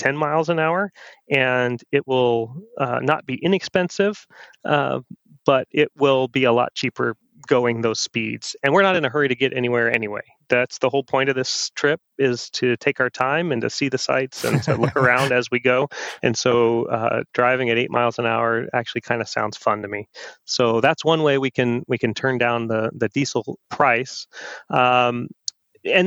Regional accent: Oregon, United States; we're from Oregon.

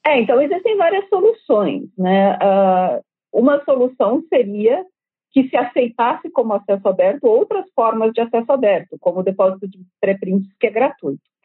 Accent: Brazil; como brasileiro

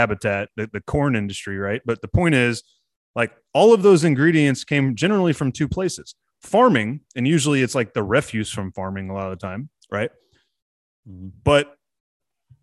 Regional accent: Texas, United States; I'm a Texan

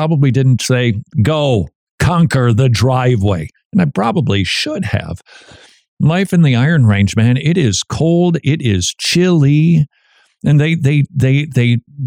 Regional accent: Minnesota, United States; I'm from Minnesota

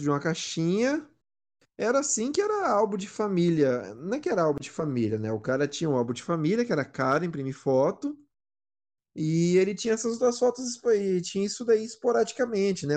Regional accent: São Paulo, Brazil; eu sou paulista

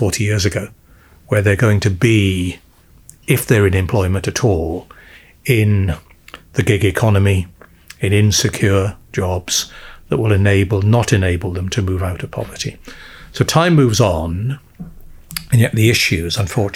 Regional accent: South Wales Valleys, United Kingdom; I'm from the South Wales Valleys.

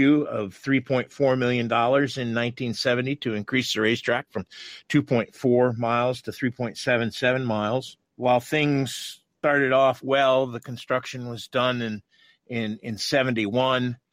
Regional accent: Watkins Glen, New York, United States; Watkins Glen, which is my hometown

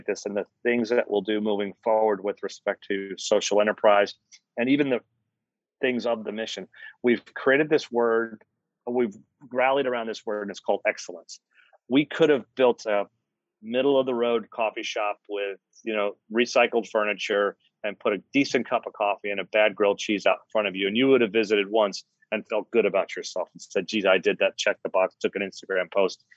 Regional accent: New York, United States; now in Charlotte, United States; when I grew up in New York

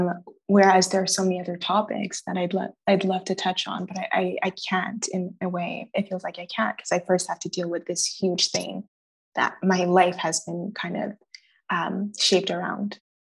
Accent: Nigeria; I think economics, I'm Nigerian. All Nigerian parents want one doctor, one engineer, and one lawyer.

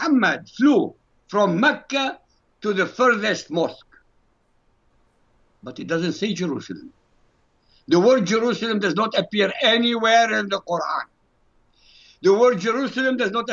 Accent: Baghdad, Baghdad Governorate, Iraq; When I grew up in Iraq, Iraq was a monarchy

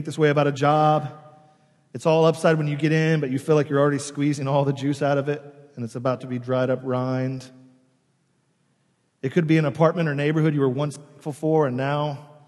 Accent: New York City, New York, United States; as New Yorkers

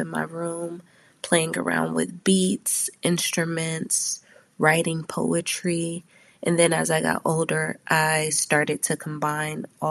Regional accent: Spartanburg, South Carolina, United States; I was born and raised in Spartanburg, South Carolina

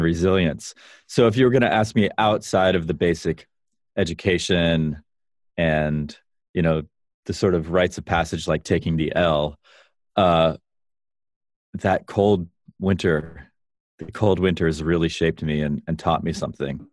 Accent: Vero Beach, Florida, United States; also born or lived in Chicago; now in California, United States; I grew up in Vero Beach

